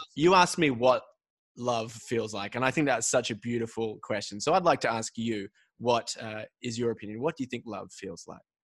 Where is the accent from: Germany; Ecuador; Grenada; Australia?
Australia; I'm I'm born and raised in Australia